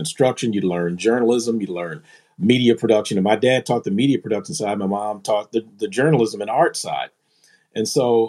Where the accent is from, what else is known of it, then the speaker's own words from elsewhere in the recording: Philadelphia, Pennsylvania, United States; born there; Well, growing up for me, man, I was born in Philly. My dad was from Philly, and my mom is from New York.